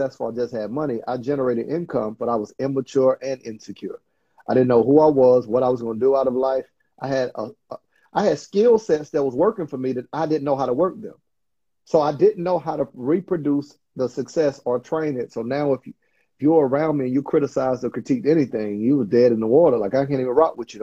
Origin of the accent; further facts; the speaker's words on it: Panama City, Florida, United States; I grew up in Panama City, Florida